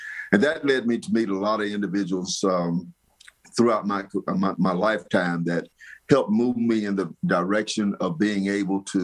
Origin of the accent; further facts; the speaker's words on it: Birmingham, Alabama, United States; I was born and raised right here in Birmingham during the changes that took place because of the civil rights movement